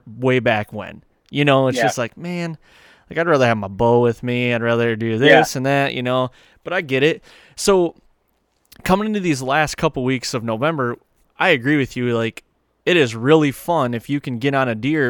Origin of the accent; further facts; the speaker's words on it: Michigan, United States; growing up in Michigan